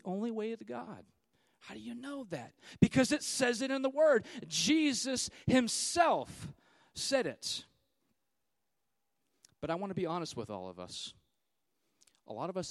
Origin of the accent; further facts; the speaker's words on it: California, United States; I'm from California